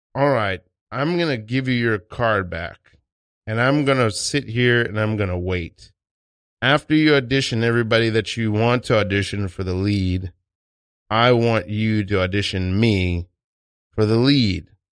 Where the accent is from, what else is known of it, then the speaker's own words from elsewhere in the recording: New York City, New York, United States; I'm Haitian. I'm from Brooklyn, New York, and East New York